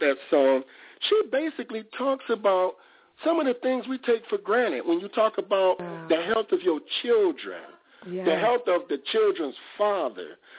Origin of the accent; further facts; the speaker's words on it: Detroit, Michigan, United States; I'm from Detroit.